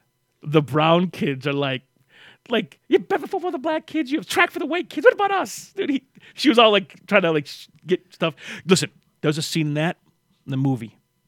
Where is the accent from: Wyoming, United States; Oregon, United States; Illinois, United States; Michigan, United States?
Michigan, United States; Flint; also born or lived in Waterford, Michigan; When we moved from Flint to Waterford